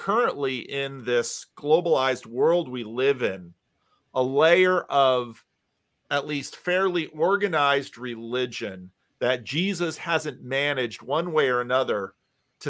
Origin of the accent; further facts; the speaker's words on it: East Coast, United States; also born or lived in Paterson, New Jersey; now in West Coast, United States; growing up in the East Coast, living on the West Coast